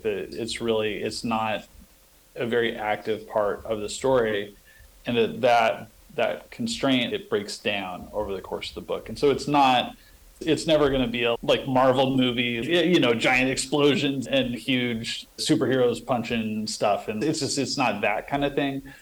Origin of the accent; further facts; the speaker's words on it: western Nebraska, United States; it's set in this little town in western Nebraska. It's a fictionalized version of my hometown